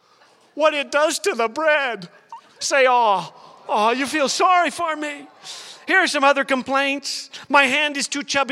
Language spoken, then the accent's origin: English; Saskatchewan, Canada; when I was a little boy growing up in Saskatchewan